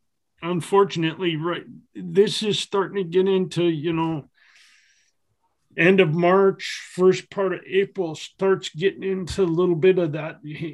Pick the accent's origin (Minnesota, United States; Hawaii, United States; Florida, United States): Minnesota, United States; now in Washington, United States; almost all the way up to where I grew up in Minnesota.